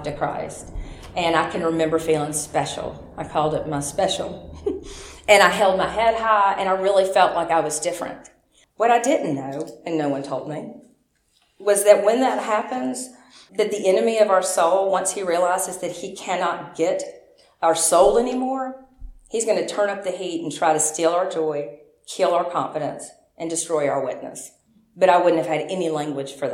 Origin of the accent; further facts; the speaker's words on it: Memphis, Tennessee, United States; I was born in Memphis